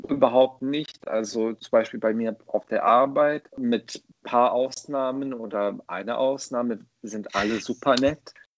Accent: Bosnia & Herzegovina; German is a second language; moved away as an adult; also born or lived in Croatia / Ireland; now in Germany; Geboren bin ich in Bosnien und da habe ich 18 Jahre lang gelebt

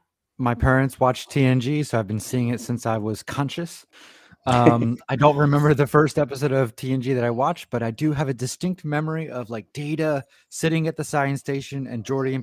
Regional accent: Florida, United States; I'm from Florida in the United States.

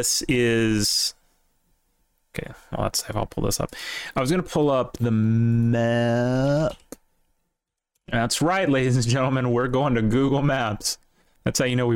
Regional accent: Laurel, Mississippi, United States; it's my hometown, right? So, well, more or less. It's the town I've spent the most time in, I should say.

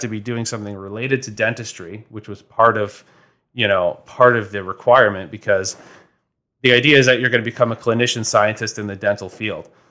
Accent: Toronto, Ontario, Canada; moved away as an adult; now in London, Canada; I'm originally from Toronto

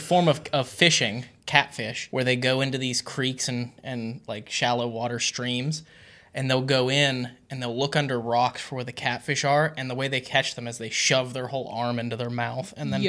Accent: West Virginia, United States; being from West Virginia, I spent a lot of my childhood swimming in rivers and creeks

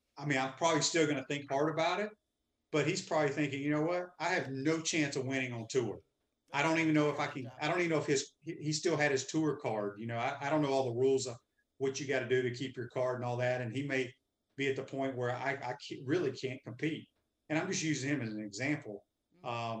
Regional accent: Mississippi, United States; I grew up in Mississippi

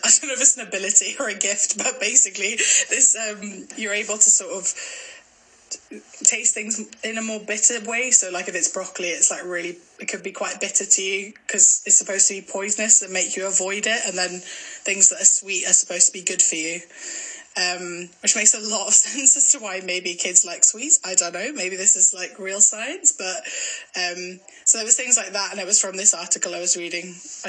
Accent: Glasgow, Scotland, United Kingdom; Someone thought I was Canadian once, which I thought was kind of cool, but... Yeah, I am from Glasgow, I promise.

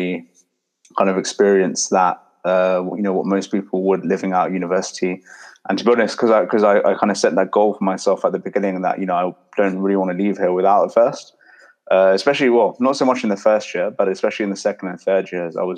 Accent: London, United Kingdom; I was born and raised in London, kind of grew up in my whole life

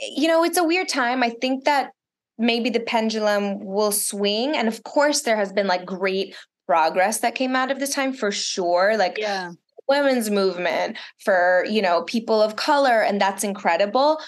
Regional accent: Miami, Florida, United States; first language Russian; English is a second language; moved away; also born or lived in Chicago / Israel / Los Angeles; Spanish because I grew up in Miami

